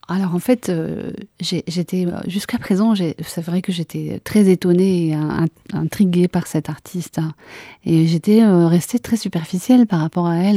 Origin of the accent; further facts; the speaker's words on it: Cantal, Auvergne-Rhône-Alpes, France; now in Liège, Belgium; je suis née dans le Cantal